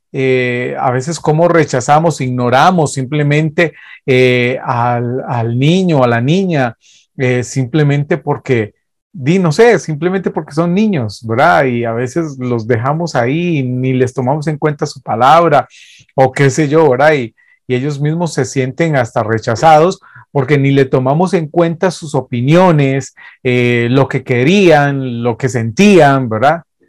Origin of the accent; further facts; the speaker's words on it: Costa Rica; nosotros somos de Costa Rica, 506